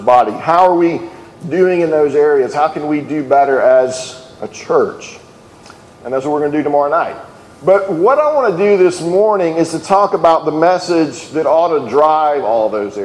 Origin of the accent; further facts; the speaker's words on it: Alabama, United States; I'm from Alabama